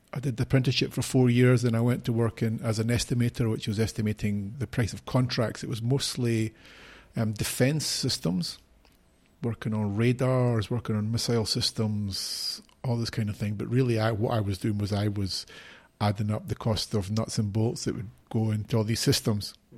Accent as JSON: {"language": "English", "town": "Edinburgh", "region": "Scotland", "country": "United Kingdom", "tie": "born or raised there", "also_born_or_lived": "Mexico / Brazil / Haiti", "moved": "as an adult", "lives_now": "Spain", "said": "I was born in Edinburgh, in Scotland. I grew up there all my life until I was twenty-three"}